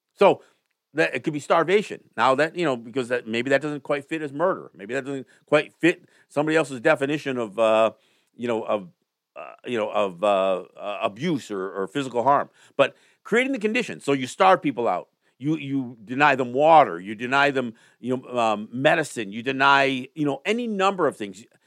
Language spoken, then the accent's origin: English; United States; as a native person who is so aware of the history that my people have endured